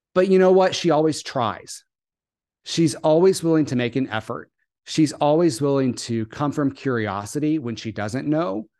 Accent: the South, United States; I grew up in the South

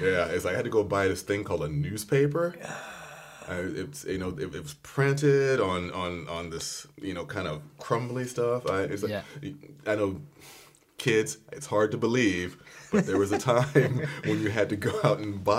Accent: Los Angeles, California, United States; there wasn't a whole lot else to do around South Central LA when I was back in th

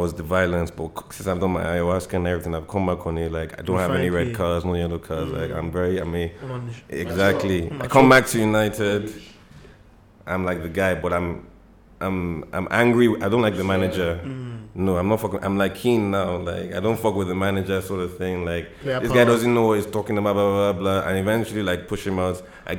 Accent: Nigeria; But I'm Nigerian, so I'm I'm playing for Nigeria.

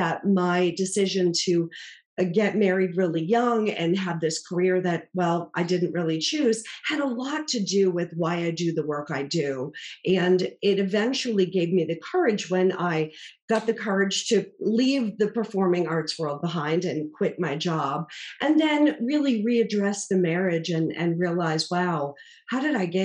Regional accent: Boston, Massachusetts, United States; I grew up in Boston, Massachusetts

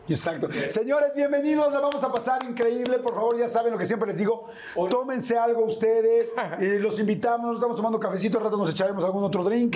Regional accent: Mexico; nosotros somos mexicanos

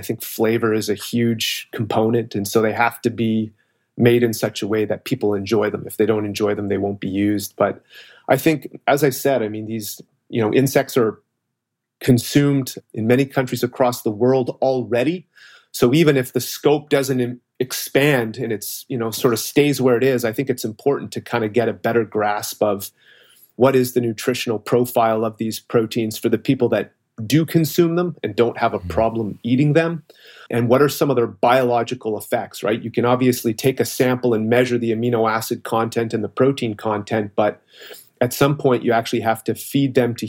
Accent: Toronto, Ontario, Canada; Okay, so I'm originally from Toronto, Ontario, so Canadian, as you said.

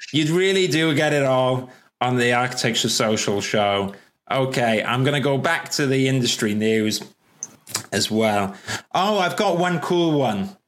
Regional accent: Wales, United Kingdom; also born or lived in London / Manchester; I can barely speak English because I'm Welsh

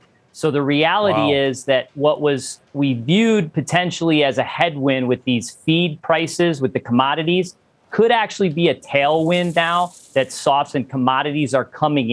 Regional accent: Rochester, New York, United States; moved away; I'm originally from Rochester, New York

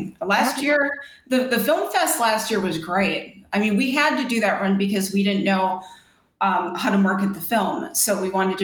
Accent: Minnesota, United States; I'm from Minnesota

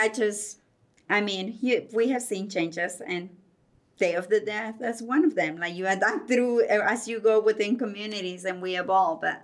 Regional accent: Guerrero, Mexico; moved away; I'm from kind of like southwest a little bit of Mexico. I'm from Guerrero. That's the state

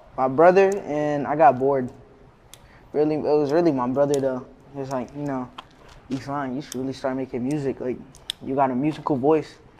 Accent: Vero Beach, Florida, United States; now in Miami, United States; I grew up in Vero, Vero Beach, Florida

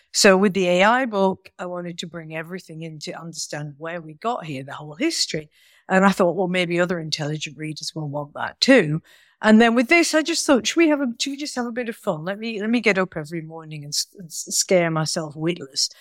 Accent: Manchester, North West England, United Kingdom; I was born in Manchester

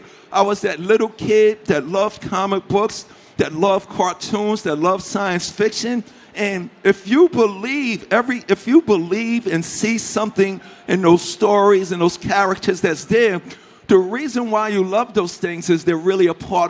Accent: Queens, New York, United States; I went to Catholic school my whole life. So growing up in Hollis, Queens, New York, it was kind of horrible.

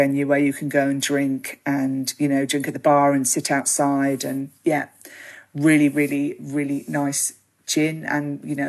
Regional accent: Australia; You know, we have a huge Italian community, we have a huge Greek community

